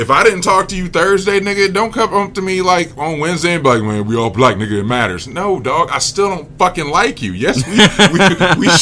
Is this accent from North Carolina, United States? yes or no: no; Virginia, United States; I'm from Virginia